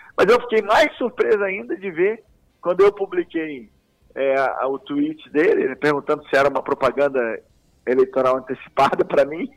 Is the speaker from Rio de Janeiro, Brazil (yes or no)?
yes; Rio de Janeiro, Brazil; accent: meio carioca; moved away as an adult; also born or lived in Salvador, Bahia; now in Goiás, Brazil; Então eu fui criado no Rio de Janeiro, infância, adolescência, início da idade adulta, foi tudo ali no Rio